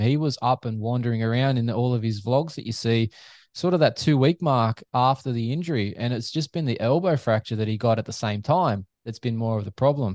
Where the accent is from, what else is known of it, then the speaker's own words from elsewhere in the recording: Australia; Aussie fans